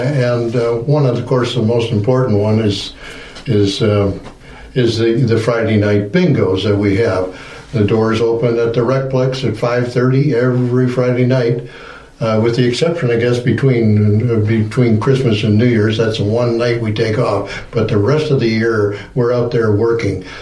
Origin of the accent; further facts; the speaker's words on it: Arnprior, Ontario, Canada; moved away as an adult; now in Wasaga Beach, Canada; I was born just outside of Ottawa in Arnprior many years ago. We moved here to Wasaga Beach in 2006